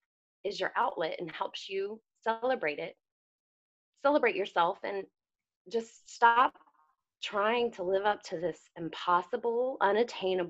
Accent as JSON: {"language": "English", "region": "the South", "country": "United States", "said": "I'm from the South, which that's a whole another burden of trying to be a Southern woman"}